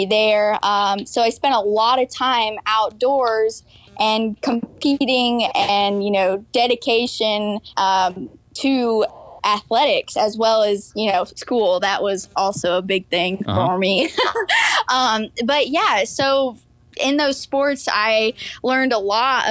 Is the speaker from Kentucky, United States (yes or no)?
no; Atlanta, Georgia, United States; also born or lived in Michigan; I am originally from Michigan, but when I was 4 years old, my dad got a job on the south side of Atlanta, and I've been in the south ever since